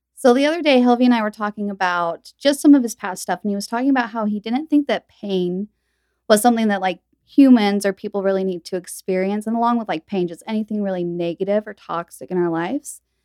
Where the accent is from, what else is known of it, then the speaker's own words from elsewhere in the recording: Utah, United States; also born or lived in Texas; I was born in Utah, and my parents were, you know, raised here